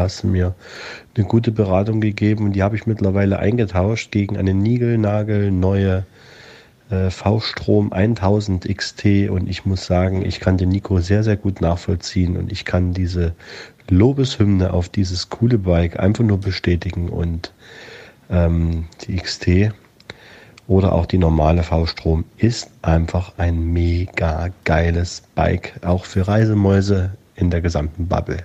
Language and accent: German; Munich area, Bavaria, Germany; Ich bin sogar in München geboren